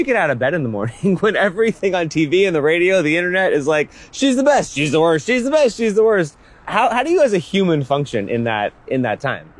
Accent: Scranton, Pennsylvania, United States; moved away as an adult; also born or lived in Northern Virginia; now in Virginia, United States; I grew up in Scranton and I moved here in 2006

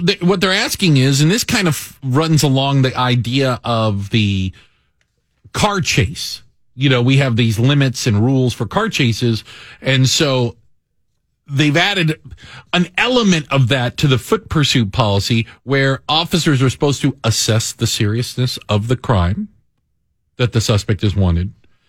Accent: Washington, District of Columbia, United States; also born or lived in Tucson, Arizona; now in Chicago, United States; I grew up in Washington, D.C.

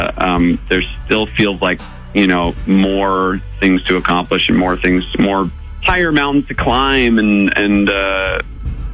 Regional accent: upstate New York, United States; now in California, United States; growing up in upstate New York, I was in the middle of the woods and the freezing cold

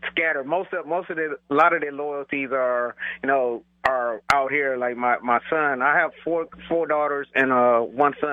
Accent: Cleveland, Ohio, United States; now in San Diego, United States; I live in San Diego, but my heart is still in Ohio and still with my my hometown city of Cleveland.

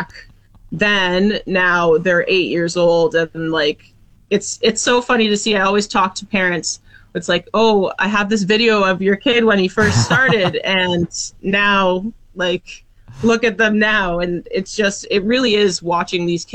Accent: Toronto and Sault Ste. Marie, Ontario, Canada; moved away as an adult; now in Fort McMurray, Canada; I'm born and raised in Toronto and Sault Ste. Marie, Ontario, so between the two cities.

